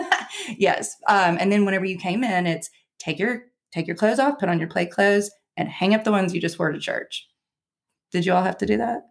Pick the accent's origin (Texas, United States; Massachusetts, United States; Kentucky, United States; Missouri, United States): Kentucky, United States; Somerset; I said, Kentucky.